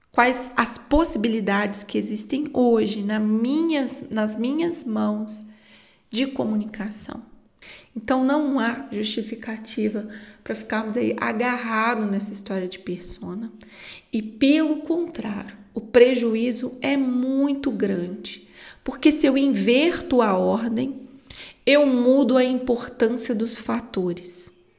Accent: Minas Gerais, Brazil; Como eu sou mineira, falo muito lento

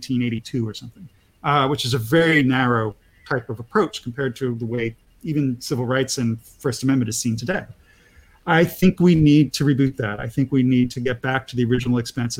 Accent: Pennsylvania, United States; I come from Amish country, my Pennsylvania Dutch family for years

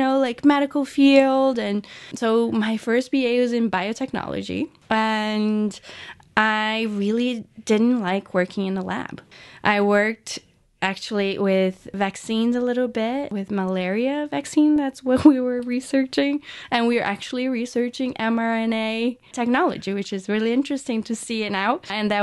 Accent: São Paulo, Brazil; English is a second language; Yeah, I grew up in Sao Paulo, Brazil, born and raised there.

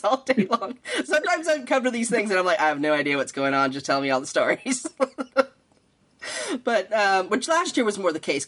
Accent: Canada; now in United States; I grew up in Canada either. So when I first moved to the U.S.

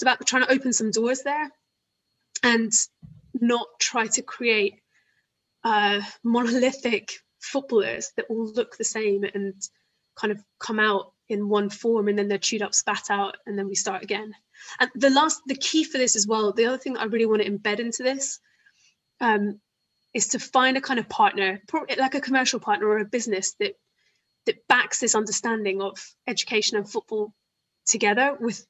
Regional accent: Isle of Wight, South East England, United Kingdom; growing up on the Isle of Wight, like I was

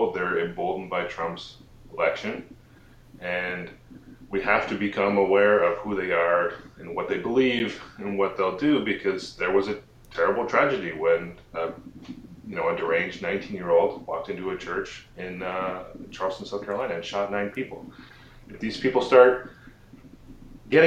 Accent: Sarnia, Ontario, Canada; now in Western Kentucky, United States; back in my hometown of Sarnia, Ontario

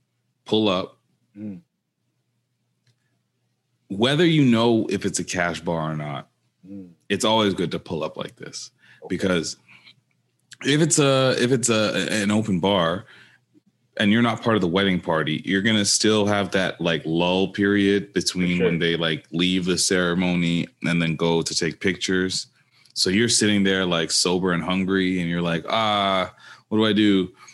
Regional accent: Jamaica; Don't mind the Appleton. I'm Jamaican.

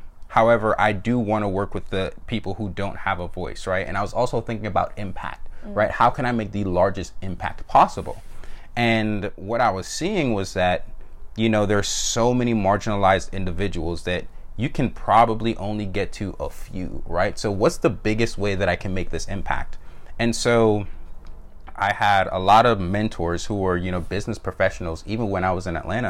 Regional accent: Jamaica; born there; And so my parents are both Jamaican immigrants. I was born in Jamaica, so were my siblings.

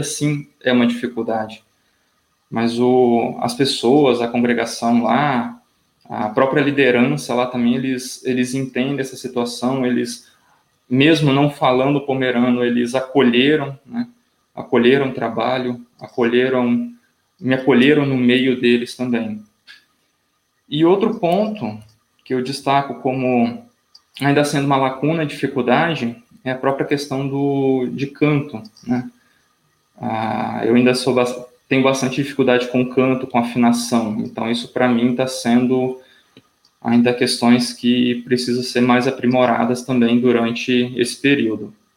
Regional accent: Colatina, Espírito Santo, Brazil; Eu sou natural aqui do próprio Espírito Santo, da cidade de Colatina, que fica no, no centro do estado

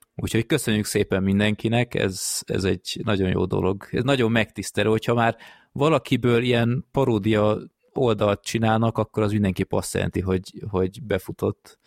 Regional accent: Hungary

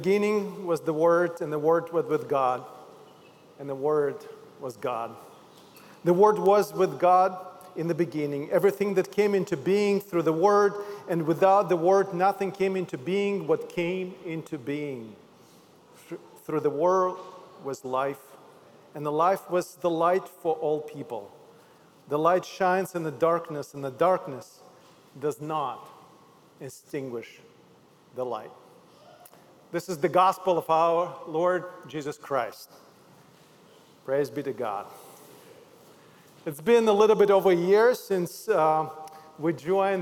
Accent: Odesa, Odesa Oblast, Ukraine; moved away as an adult; also born or lived in Zaoksky, Russia; I'm originally from Odessa, Ukraine

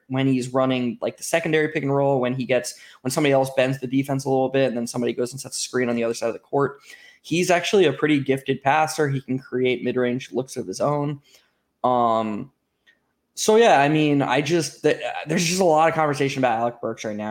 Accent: Florida, United States; I grew up in Florida

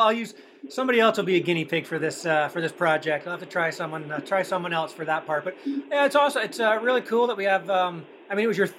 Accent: Canada; being Canadian

